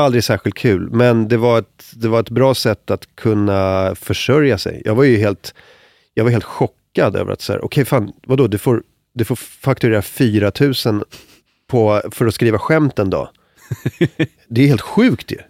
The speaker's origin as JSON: {"language": "Swedish", "town": "Stockholm", "region": "Stockholm County", "country": "Sweden", "said": "så störig stockholmare"}